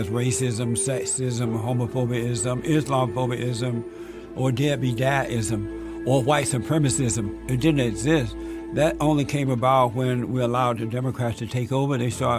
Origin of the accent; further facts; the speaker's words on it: Alabama, United States; I grew up in Alabama on a plantation, and I grew up under the Jim Crow laws.